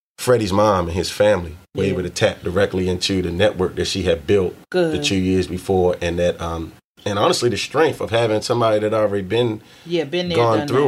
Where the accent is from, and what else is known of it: Baltimore, Maryland, United States; born or raised there; accent: Baltimore